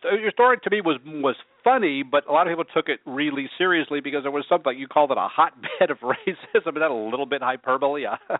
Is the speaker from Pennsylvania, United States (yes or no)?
yes; Pennsylvania, United States; I grew up in Pennsylvania, so I had many cheesesteaks. The best were Hurl's Heroes in my hometown